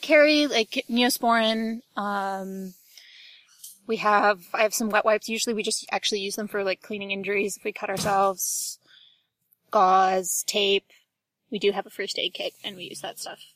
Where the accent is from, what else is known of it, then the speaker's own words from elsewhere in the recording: Ohio, United States; now in Ann Arbor, United States; I grew up in Ohio. I currently live in Ann Arbor, Michigan.